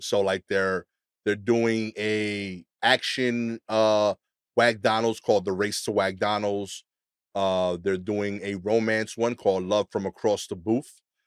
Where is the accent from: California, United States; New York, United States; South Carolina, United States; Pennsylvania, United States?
New York, United States; as a New Yorker